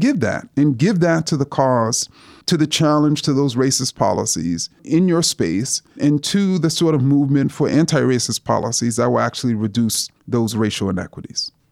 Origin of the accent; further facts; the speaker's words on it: New York City, New York, United States; when I was a student growing up in Jamaica, Queens